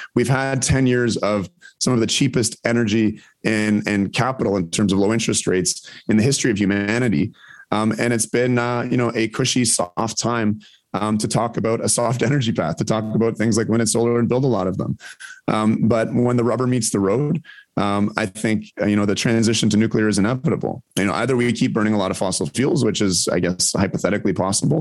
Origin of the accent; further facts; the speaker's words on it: Ontario, Canada; I grew up in Ontario